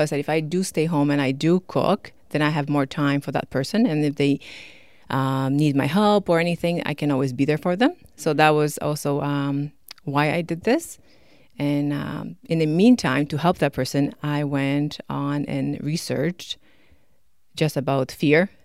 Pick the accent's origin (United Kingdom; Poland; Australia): Poland; also born or lived in Toronto, Canada; now in Canada; I'm from Poland